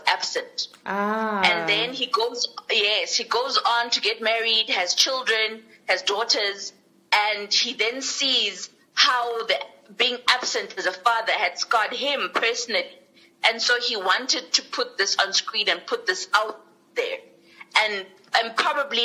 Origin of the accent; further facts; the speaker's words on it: South Africa; as South Africans